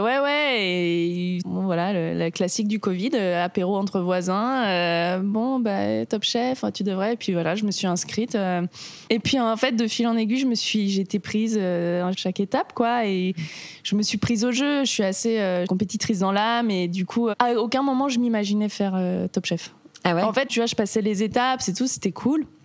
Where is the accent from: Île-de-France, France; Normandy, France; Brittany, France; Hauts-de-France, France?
Île-de-France, France; Marcoussis; now in Paris, France; j'ai grandi là-bas, à Marcoussis précisément